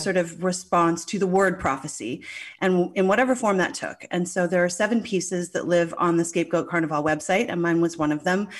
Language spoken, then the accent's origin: English; St. John's, Newfoundland and Labrador, Canada; I grew up in Saint John's, Newfoundland